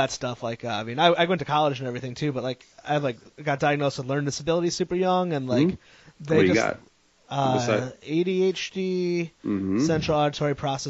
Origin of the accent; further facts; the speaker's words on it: Meriden, Connecticut, United States; moved away as an adult; also born or lived in Vermont; now in Providence, United States; I grew up in Meriden, Connecticut, which is like a very heavy Puerto Rican population.